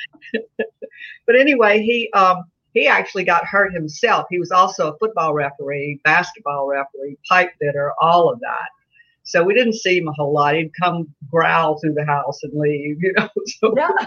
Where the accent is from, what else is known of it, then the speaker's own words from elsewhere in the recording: Baton Rouge, Louisiana, United States; We grew up in Baton Rouge